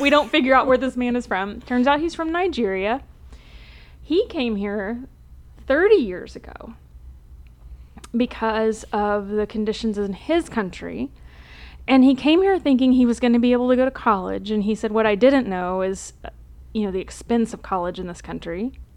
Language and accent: English; Texas, United States; I grew up in Texas